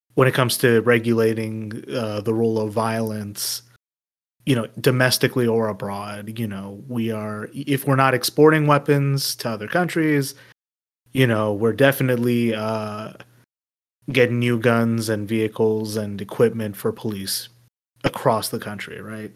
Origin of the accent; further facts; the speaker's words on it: United States; me as an American